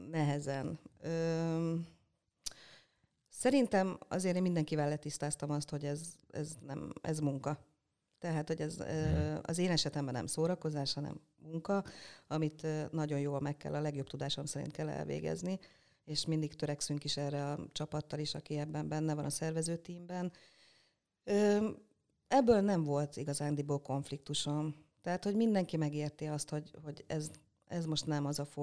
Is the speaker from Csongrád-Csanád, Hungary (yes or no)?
yes; Üllés, Csongrád-Csanád, Hungary; also born or lived in Szeged; Ülésen nőttem föl